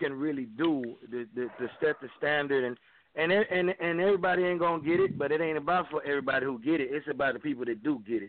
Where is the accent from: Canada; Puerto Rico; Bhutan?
Puerto Rico; Humacao; now in Dallas, United States; I am from Humacao, man, right by the capital, right by San Juan.